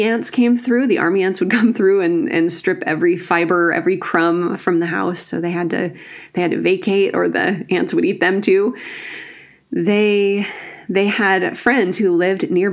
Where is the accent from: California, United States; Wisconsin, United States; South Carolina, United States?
Wisconsin, United States; Northwoods of; I grew up in the Northwoods of Wisconsin